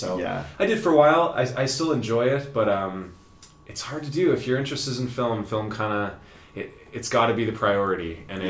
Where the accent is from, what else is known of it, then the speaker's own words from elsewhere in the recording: Lethbridge, Alberta, Canada; moved away as an adult; also born or lived in Vancouver; I was born and raised in Lethbridge.